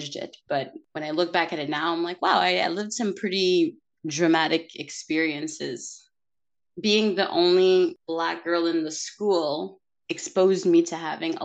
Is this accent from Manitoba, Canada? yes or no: no; Montreal, Quebec, Canada; first language English; I was born here in Montreal.